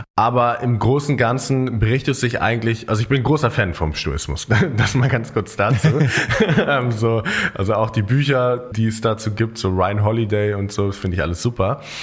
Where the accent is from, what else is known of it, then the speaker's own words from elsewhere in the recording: Germany; bei uns in Deutschland